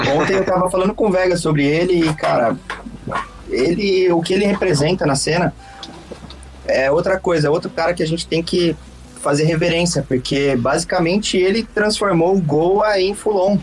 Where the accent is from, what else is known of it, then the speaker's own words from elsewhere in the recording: Brazil; sou brasileiro